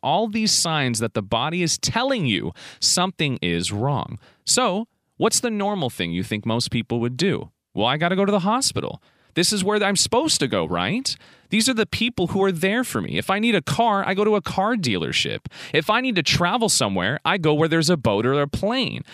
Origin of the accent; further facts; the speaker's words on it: United States; I'm in the United States of America doing this podcast. So technically, to the world, my nationality is American, yet my mother is from Macedonia